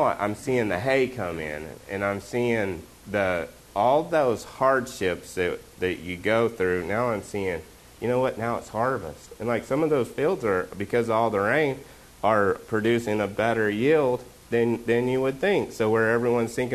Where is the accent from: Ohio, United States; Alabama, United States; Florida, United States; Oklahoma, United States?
Oklahoma, United States; moved away; I'm from Oklahoma.